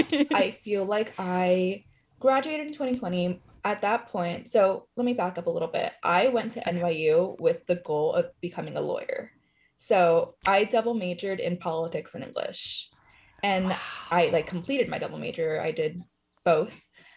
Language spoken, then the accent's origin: English; Whittier, California, United States; moved away as an adult; now in New York, United States; So I am, like, from the Whittier area. Okay. I went to school there. I really grew up there, and that's where my parents live currently.